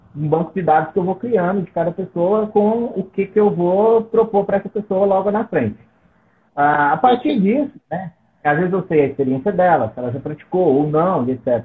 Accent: Nova Serrana, Minas Gerais, Brazil; Eu sou de Nova Serrana, é uma cidade do interior de Minas.

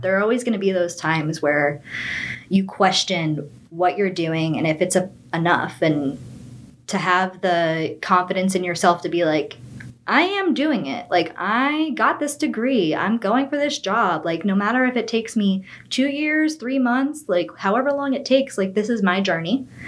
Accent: Boca Raton, Florida, United States; moved away as an adult; also born or lived in Miami; now in Melbourne, United States; I grew up in Boca Raton, Florida

